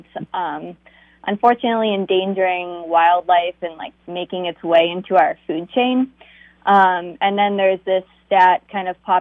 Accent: Massachusetts, United States; moved away; so I'm from Massachusetts, and I was going to school in Salem

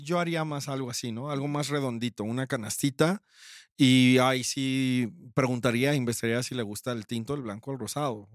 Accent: Mexico

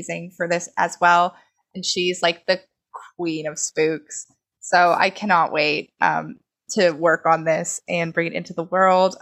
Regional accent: Beaver Falls, Pennsylvania, United States; my hometown of Beaver Falls, Pennsylvania

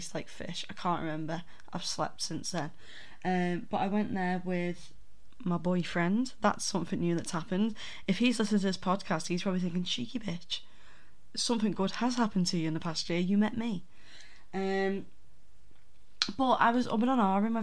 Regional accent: the north of England, United Kingdom; accent: northern; my droning northern accent

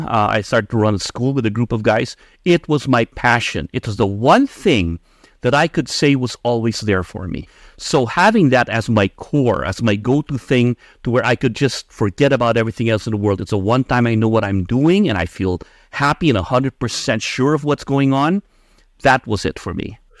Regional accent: Philippines; moved away as an adult; now in United States; I was born and raised in the Philippines, and I migrated to the U.S. when I was uh, 18.

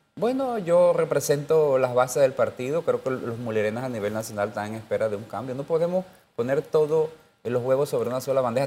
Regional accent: Panama; yo soy panameño, yo quiero mi Panamá

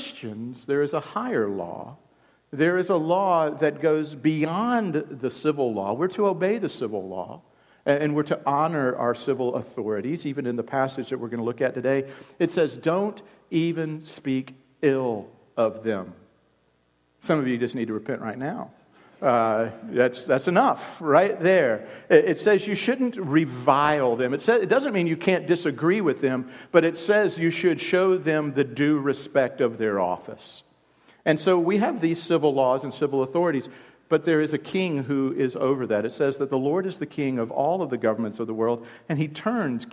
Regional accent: United States; introducing myself as an American

